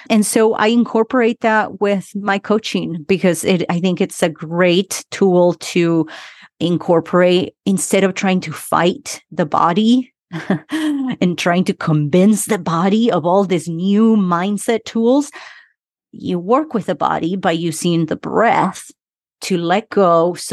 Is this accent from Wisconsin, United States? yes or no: no; Utah, United States; English is a second language; also born or lived in Argentina; I am from Argentina, but grew up in Utah. I came to the US when I was 12 years old, been here 27 years. So that's where my accent is from.